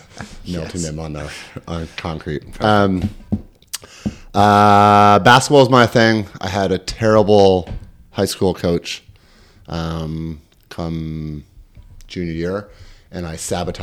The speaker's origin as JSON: {"language": "English", "town": "Kingston", "region": "New York", "country": "United States", "tie": "born or raised there", "also_born_or_lived": "Woodstock, New York", "said": "I grew up in Kingston, New York, upstate in the Catskills, original capital of New York. I lived in just outside Woodstock till I was 4. And then my parents built a house and we moved to Kingston."}